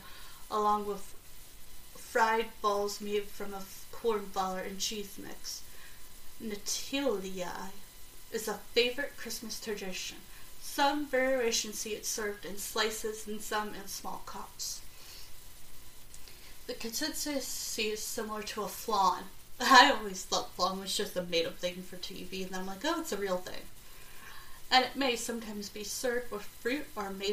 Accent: South Carolina, United States; my grandmother's pound cake growing up in South Carolina

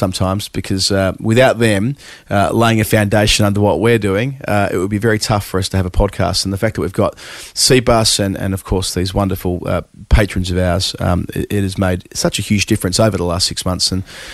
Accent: Australia; as an Australian

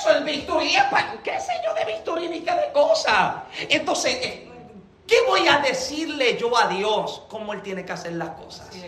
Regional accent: Puerto Rico; moved away; Génesis y yo llevamos dos años y medio que llegamos acá. Llegamos de Puerto Rico.

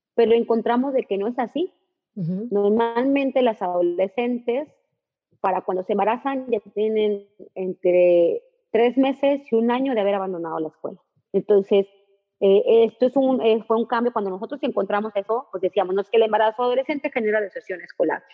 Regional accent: northern Mexico, Mexico; como el mexicano, como es el norteño

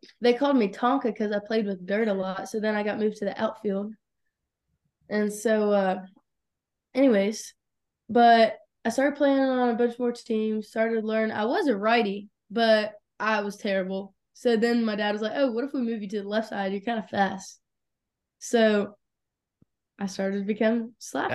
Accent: Locust Grove, Georgia, United States; I was born in Lucas Grove, Georgia. It's, like, our south of Atlanta

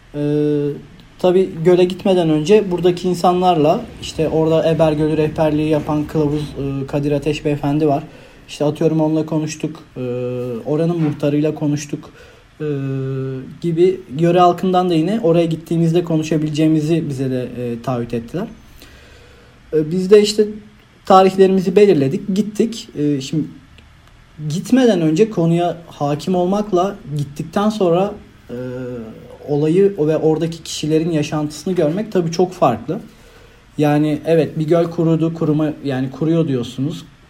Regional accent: Manisa, Turkey; moved away as an adult; now in İzmir, Turkey; Zaten Manitalıyım ben aslında. Çok da yakınım buraya.

